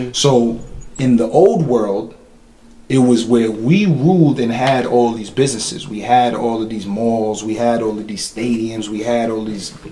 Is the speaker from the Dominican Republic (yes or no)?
yes; Dominican Republic; moved away; I'm Dominican. I was born there. I don't speak Spanish, but I was born there